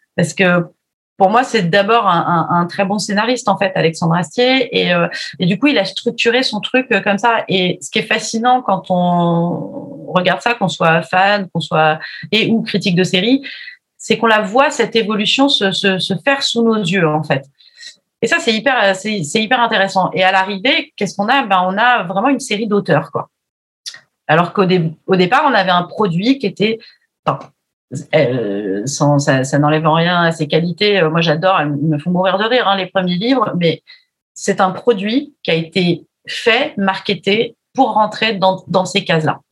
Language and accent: French; Charente, Nouvelle-Aquitaine, France; moi je suis de Charente donc on parle pas comme ça